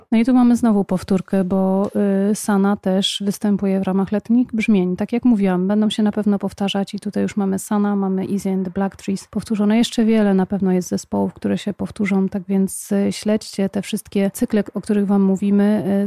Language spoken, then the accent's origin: Polish; Poznań, Greater Poland, Poland; u nas w Poznaniu